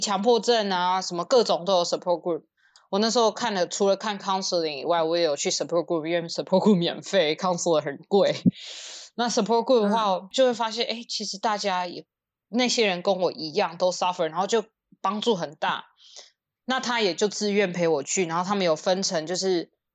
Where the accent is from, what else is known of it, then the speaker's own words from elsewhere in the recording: Taiwan; now in United States; 我们在台湾长大，就是从小什么都吃